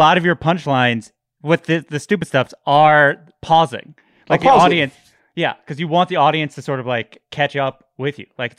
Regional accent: New York, United States; Long Island.

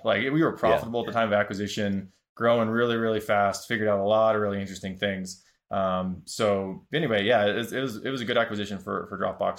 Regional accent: South Dakota, United States; So I'm from South Dakota originally. There's not a lot of tech there. There's a lot of farming, a lot of great people

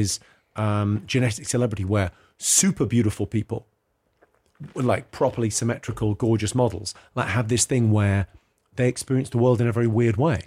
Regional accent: England, United Kingdom; I was born in England

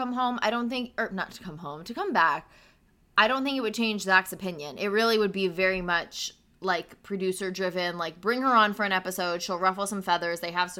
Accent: New Jersey, United States; moved away; my hometown date would have to be in New Jersey

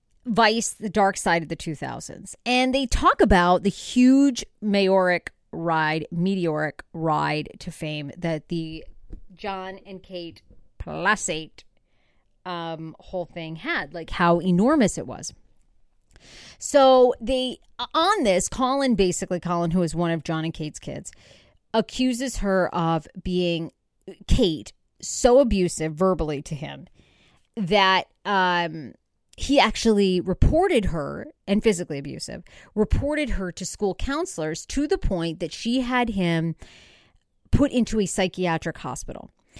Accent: Wiscasset, Maine, United States; now in Los Angeles, United States; I grew up actually in Maine, Wiscasset, Maine. It's known for a famous lobster shack called Red's Eats.

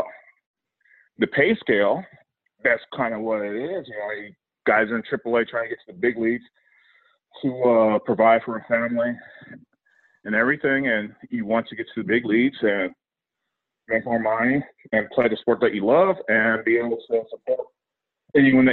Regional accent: near Calabasas and Malibu, California, United States; I grew up near Calabasas and Malibu

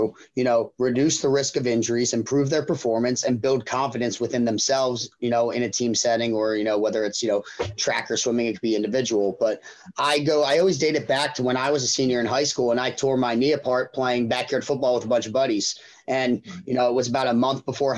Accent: Pennsylvania, United States; also born or lived in Rhode Island; I came back to Pennsylvania, my hometown

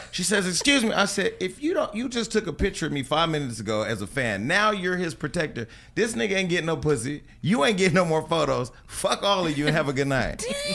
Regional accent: Stockton, California, United States; now in Los Angeles, United States; they don't understand I'm from Stockton.

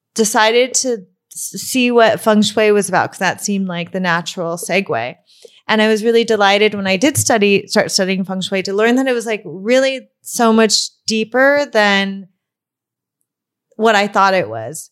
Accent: Burbank, California, United States; I grew up in Burbank

